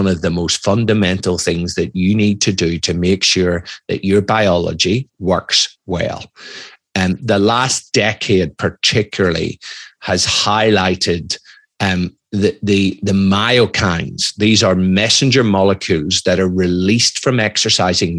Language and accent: English; Ireland; moved away; also born or lived in United Kingdom / Australia; I'm Irish, I'm ex-military